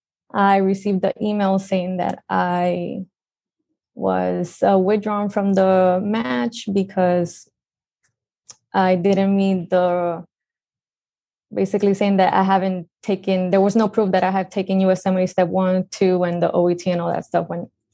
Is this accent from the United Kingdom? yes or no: no; Puerto Rico; moved away as an adult; also born or lived in Antigua / Guadalajara, Mexico; I'm original from Puerto Rico